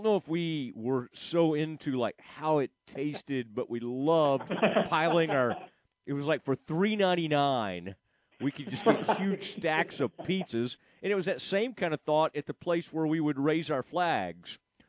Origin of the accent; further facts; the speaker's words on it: the Metroplex, Texas, United States; us growing up in the Metroplex?